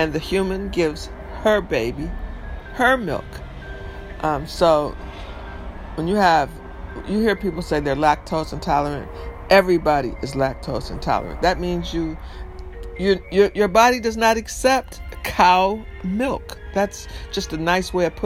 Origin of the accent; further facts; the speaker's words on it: Detroit, Michigan, United States; moved away as an adult; now in New York, United States; I grew up in Detroit, so we said pop. I live in New York mostly, you know, all my adult life.